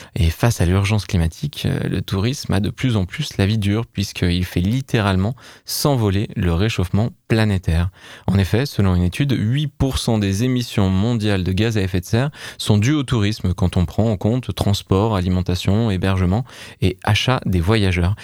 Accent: France; On est français

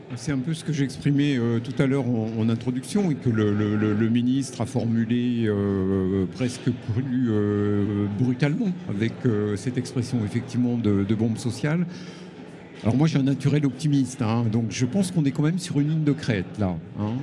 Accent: Chambéry, Auvergne-Rhône-Alpes, France; ma ville natale de Chambéry

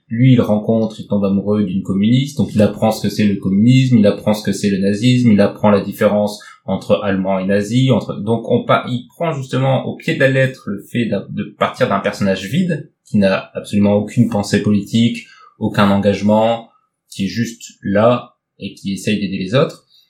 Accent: Nord, Hauts-de-France, France; je viens du Nord

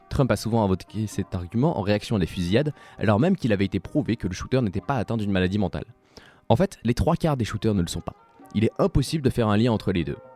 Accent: Switzerland; J'ai nommé mon pays natal la Suisse

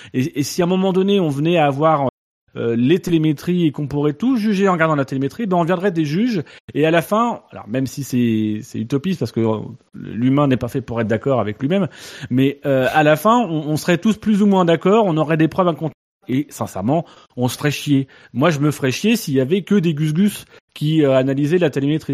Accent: France; nous en tant que Français

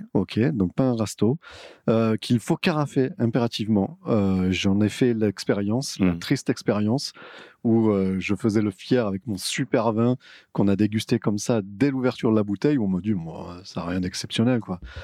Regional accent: Vaucluse, Provence-Alpes-Côte d'Azur, France; par chez nous, dans le Vaucluse

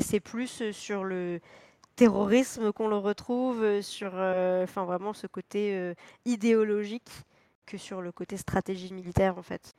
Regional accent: France; en tant que Français

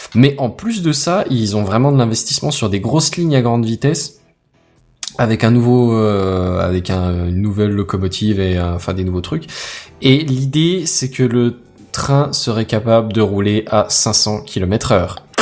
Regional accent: France; en tant que Français

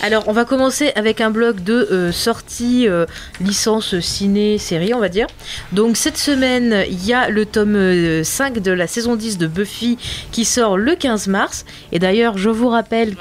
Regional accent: France; je suis française

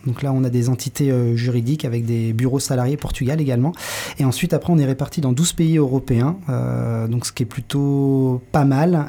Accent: Saint-Nazaire, Pays de la Loire, France; moved away as an adult; also born or lived in Nantes; je suis né à Saint-Nazaire, donc sur la côte. J'ai grandi près de la mer.

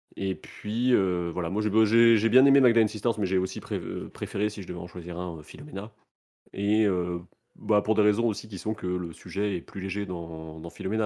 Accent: France; nous, on en a moins conscience en tant que Français

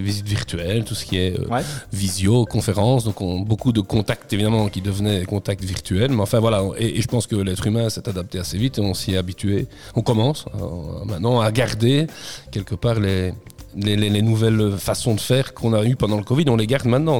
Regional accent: Namur, Wallonia, Belgium; je suis namurois et, j'habite la région namuroise, j'habite Namur, donc je suis du coin

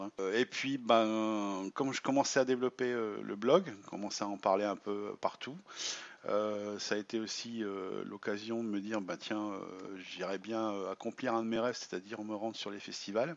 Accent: Ch'ti, Hauts-de-France, France; moved away as an adult; now in Marne, France; je suis ch'ti d'origine

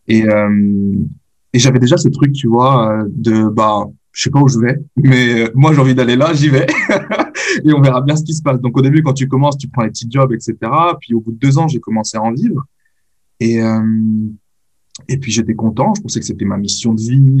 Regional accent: France; je suis né en France, j'ai grandi en France

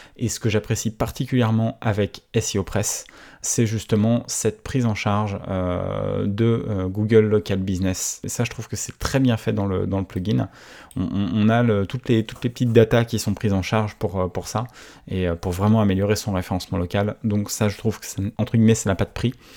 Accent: France; je suis français

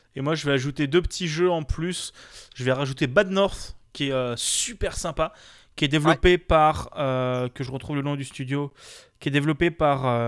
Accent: France; on est français

